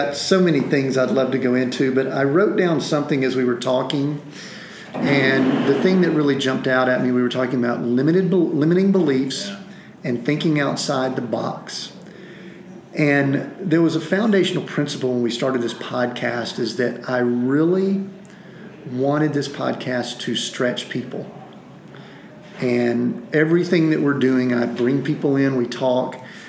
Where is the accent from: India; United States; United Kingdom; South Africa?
United States; the South; Well, in the States, I'm from the South, and I could go into we have different English